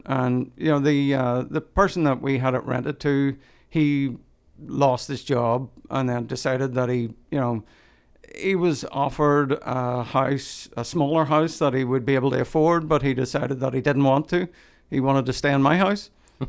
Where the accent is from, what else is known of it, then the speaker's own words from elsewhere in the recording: Northern Ireland, United Kingdom; We owned a house in Ireland, and growing up in Northern Ireland, because we lived through the Troubles.